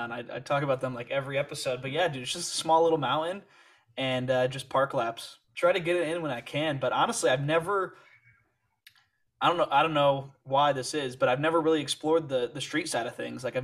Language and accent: English; Calgary, Alberta, Canada; moved away as an adult; now in Montreal, Canada; I grew up in Calgary, skiing at the resort there